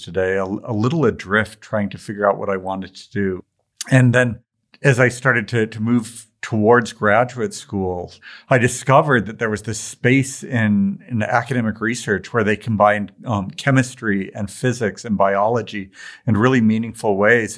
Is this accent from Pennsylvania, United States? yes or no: no; Tacoma, Washington, United States; I grew up in Tacoma, Washington.